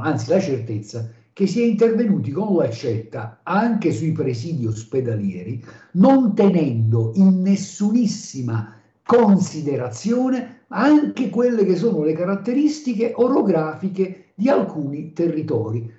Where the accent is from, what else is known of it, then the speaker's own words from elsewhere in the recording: Basilicata, Italy; da Lucano incazzato